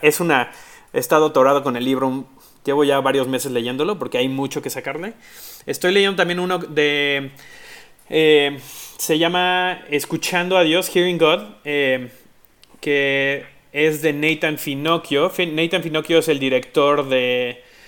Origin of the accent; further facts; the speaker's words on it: Tecomán, Colima, Mexico; now in Mexico City, Mexico; soy mexicano. Este, nací en el gran estado de Colima. Este, en un lugar que se llama Tecomán